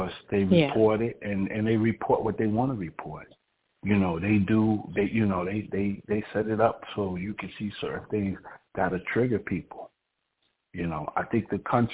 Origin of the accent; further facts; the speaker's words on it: New York, United States; moved away; I'm originally from New York.